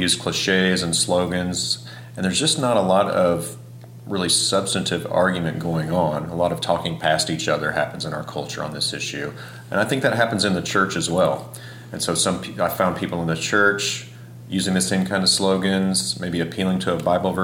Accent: Kansas, United States; now in Kentucky, United States; I grew up in Kansas

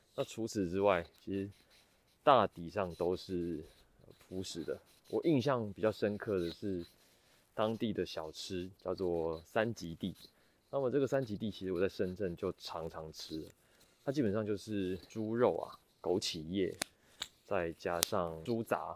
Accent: Taiwan; 我从台湾来

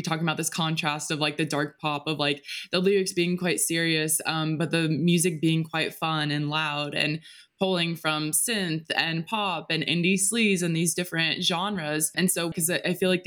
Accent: United States; growing up in America

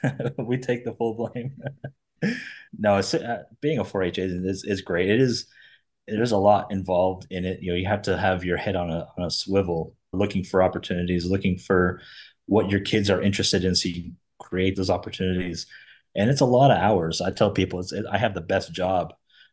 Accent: South Florida, United States; I grew up in South Florida. My family had a ranch growing up.

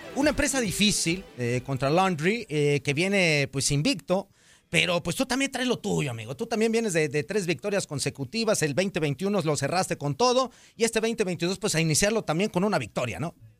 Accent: Mexico; nosotros los mexicanos

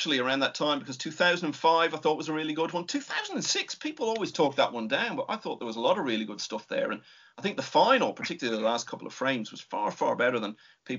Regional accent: Ireland; being an Irishman

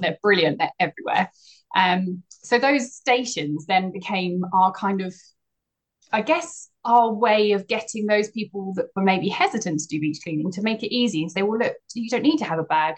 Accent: Essex, East of England, United Kingdom; now in Cornwall, United Kingdom; I grew up in Essex

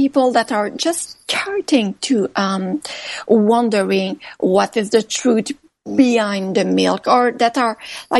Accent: Canada; I'm really Canadian

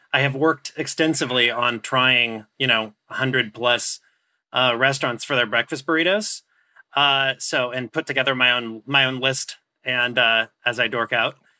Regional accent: Orange County, California, United States; I grew up in Orange County

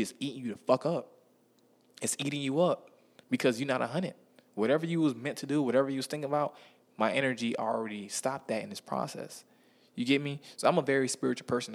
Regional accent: Miami, Florida, United States; I'm from Miami, Florida

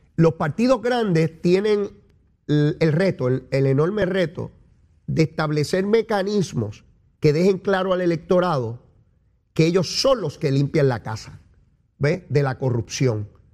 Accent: Puerto Rico; Yo soy caribeño y latinoamericano, eso y ciudadano americano, todas esas cosas yo soy.

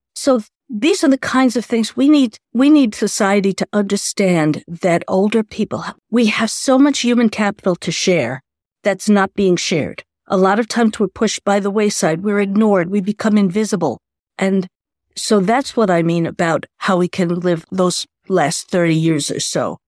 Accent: New York City, New York, United States; I grew up in New York City

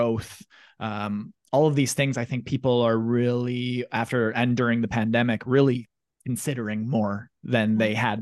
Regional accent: Russell, Manitoba, Canada; I'm from Russell, Manitoba, small town, about 1500, maybe 2000 people.

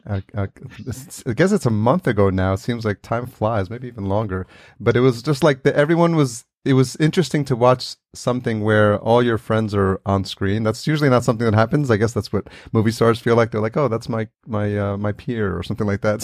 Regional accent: New York City, New York, United States; I grew up in New York City

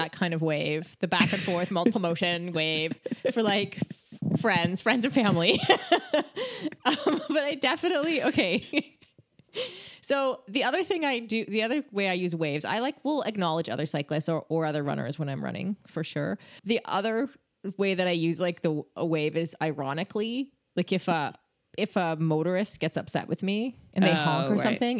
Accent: Canada; moved away as an adult; also born or lived in United Kingdom; it was really hard as a Canadian to break the habit of like acknowledging other people who were running or biking

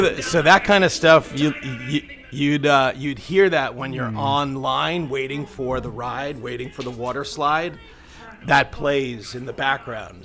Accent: Long Island, New York, United States; I grew up on Long Island

